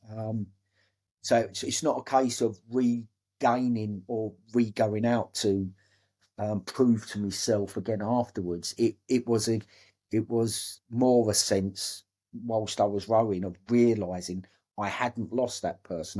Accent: Dagenham, London, United Kingdom; I was bought, born and brought up in Dagenham.

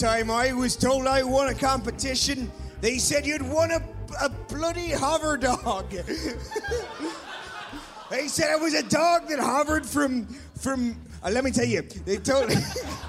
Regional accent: South West England, United Kingdom; I'm from Somerset and I bloody love a motorbike.

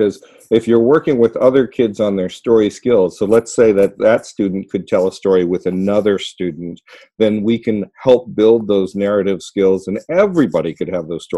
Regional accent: Ohio, United States; My mother and father are from West Virginia, and I was born in Ohio

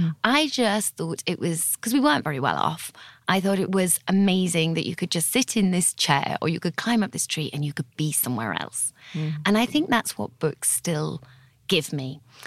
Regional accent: Teesside, North East England, United Kingdom; also born or lived in Italy / Botswana / London; now in Guildford, United Kingdom; in my bio saying I'm from Teesside, because Teesside is the northeast of England, used to thrive in like the 1900s, but it had a really rough time during my childhood.

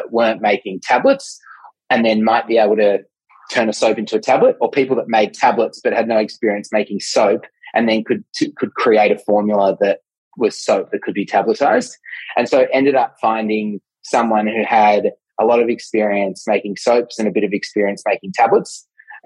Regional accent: Melbourne, Victoria, Australia; I'm from Melbourne

